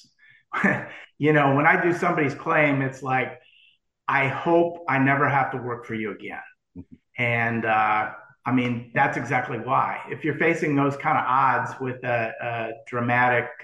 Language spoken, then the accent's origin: English; St. Paul, Minnesota, United States; moved away; also born or lived in Vanderbilt; originally, I grew up in St. Paul, Minnesota.